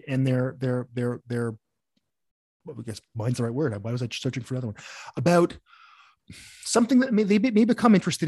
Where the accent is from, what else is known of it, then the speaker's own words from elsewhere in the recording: Canada; I'm Canadian